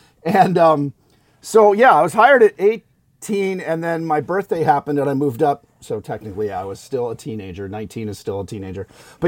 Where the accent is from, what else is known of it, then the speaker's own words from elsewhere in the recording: Los Angeles, California, United States; first language English; just fortunate to grow up in LA. I grew up in Van Nuys, which coincidentally was very close to where ILM was, the original ILM that did the first Star Wars movie.